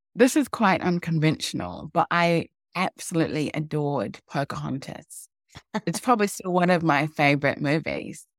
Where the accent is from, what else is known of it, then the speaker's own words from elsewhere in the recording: New Zealand; So I was born in New Zealand, but my parents are from Ghana. And when I was growing up, there were very few African people in New Zealand